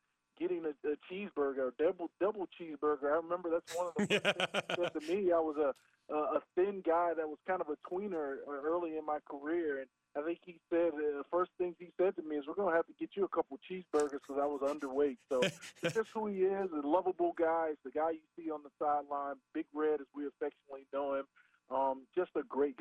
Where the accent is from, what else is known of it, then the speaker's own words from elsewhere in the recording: South Florida, United States; I grew up in South Florida, down around the Miami area in West Palm Beach, Delray Beach, Florida.